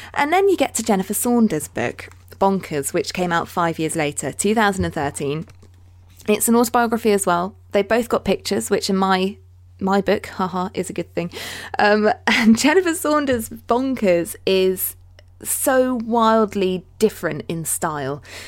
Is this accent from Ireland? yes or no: no; Dorset, South West England, United Kingdom; I'm from Dorset